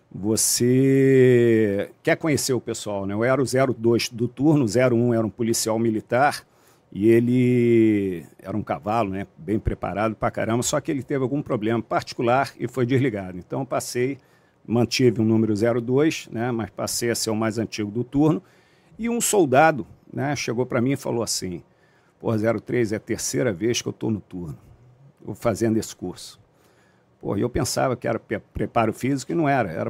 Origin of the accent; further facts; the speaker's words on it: Rio de Janeiro, Brazil; sou da Zona Oeste, né, do Rio de Janeiro, é, nascido e criado aqui, nunca saí do Rio de Janeiro até entrar nas Forças Armadas.